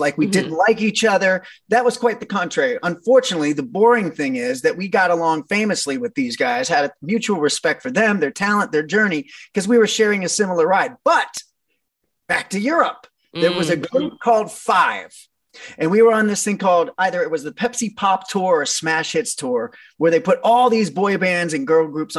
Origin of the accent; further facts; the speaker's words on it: Ohio, United States; I'm from Ohio, from a small town